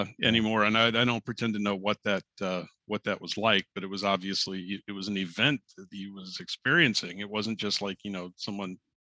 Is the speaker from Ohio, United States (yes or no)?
yes; Troy, Ohio, United States; Troy, Ohio is my hometown